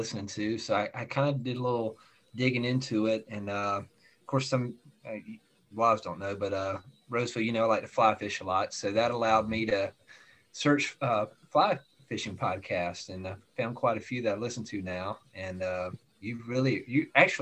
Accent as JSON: {"language": "English", "town": "Greenville", "region": "South Carolina", "country": "United States", "tie": "born or raised there", "said": "I grew up in Greenville, South Carolina."}